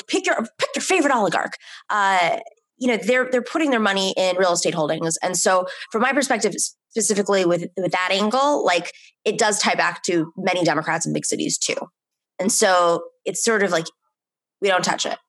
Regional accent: New York City, New York, United States; personally felt as a New Yorker

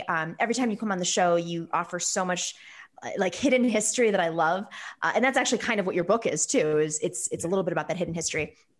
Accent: United States; I mean, I'm Greek American. A lot of folks don't know the KKK went after Greek Orthodox churches.

